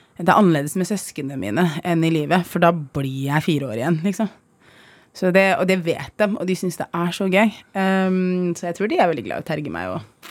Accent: Oslo, Norway; also born or lived in Iraq; jeg har vokst opp på Holmlia, jeg er flyktning

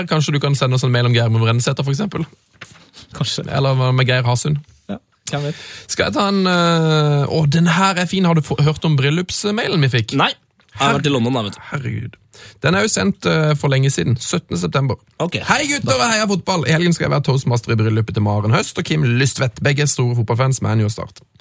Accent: Levanger, Trøndelag, Norway; Så kommer vi tilbake til det at vi er fra Levanger, som dere ofte har omtalt i programmet deres.

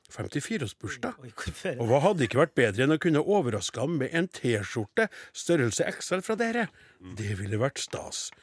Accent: Vestland, Norway; Jeg kommer tre mil fra Bergen.

